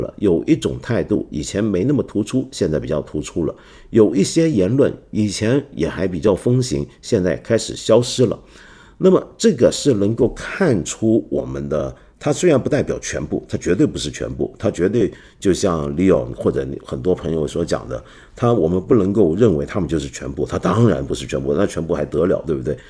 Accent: Guangdong, China; accent: Cantonese; 就有点像我们广东话的粤语里面有一套以前读书用的粤语

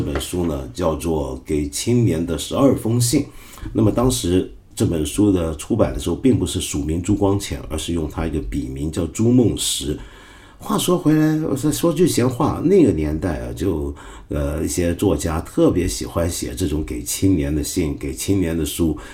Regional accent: China; 我们中国人

